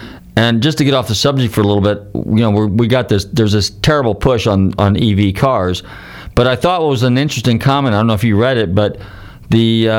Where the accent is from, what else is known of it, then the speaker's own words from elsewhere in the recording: United States; I told him that I was from the United States